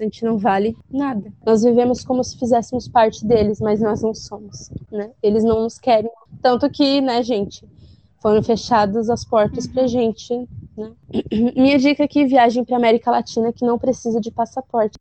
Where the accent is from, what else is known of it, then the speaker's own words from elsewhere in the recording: South Region, Brazil; a gente aqui do sul é uma terra linda, uma terra com um sotaque bonito